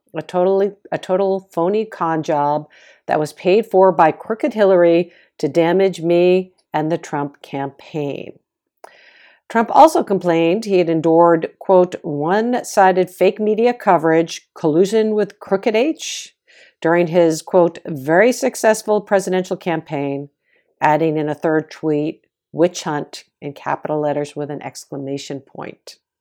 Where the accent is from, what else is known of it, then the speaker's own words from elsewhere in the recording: Boston, Massachusetts, United States; accent: Boston; my Boston accent